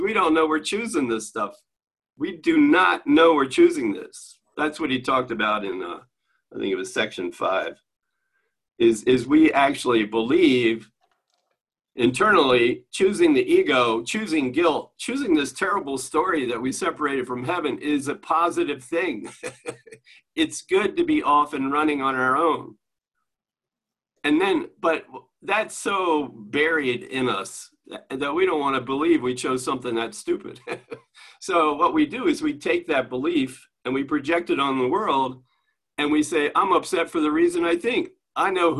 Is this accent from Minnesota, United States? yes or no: no; Maryland, United States; I'm from Maryland, but we said the same thing in Maryland